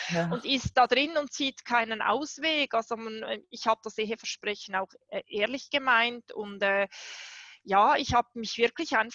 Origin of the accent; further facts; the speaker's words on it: Switzerland; Ich habe zehn Monate ohne Wohnung gelebt, mitten in der Schweiz als Schweizerin.